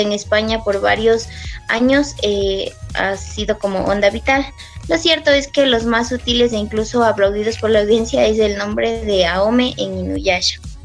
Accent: Ecuador; soy de Ecuador

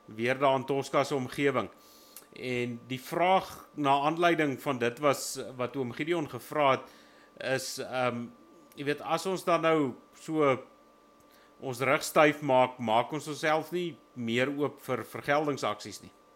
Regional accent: Wild West Rand, Gauteng, South Africa; ek is van die Wille Wesrand af

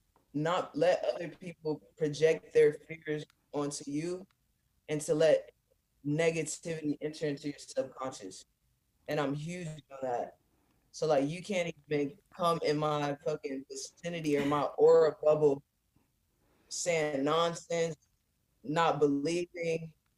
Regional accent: California, United States; also born or lived in Detroit, Michigan / San Diego / Los Angeles; I grew up majority in California, but okay. like I said, I also grew up in Detroit, and that's where I'm originally from.

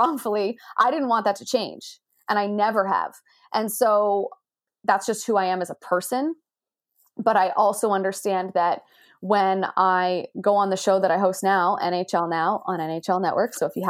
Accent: Canada; growing up in Canada

